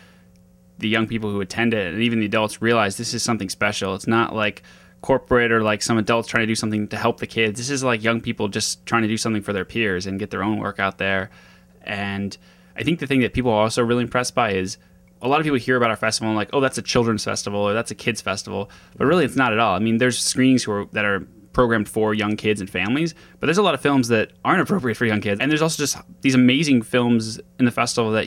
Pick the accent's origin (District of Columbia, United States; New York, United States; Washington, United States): Washington, United States; Seattle; I'm 26 years old right now, and I grew up in Seattle